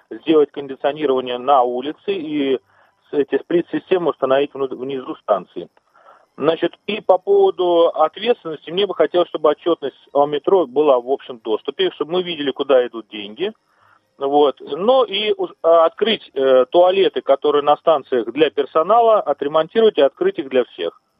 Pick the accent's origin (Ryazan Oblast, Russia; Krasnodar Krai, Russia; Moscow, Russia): Moscow, Russia; Ну, я москвич и метро пользуюсь самостоятельно уже с 6 лет, наверное, даже раньше немножко.